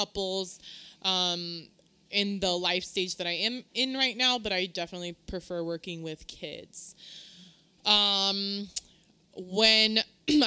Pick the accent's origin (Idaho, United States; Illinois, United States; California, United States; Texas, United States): California, United States; Southern; also born or lived in Guerrero, Mexico (parents) / Mexicali (parents); now in Sacramento, United States; I'm originally from Southern Califas, hija de inmigrantes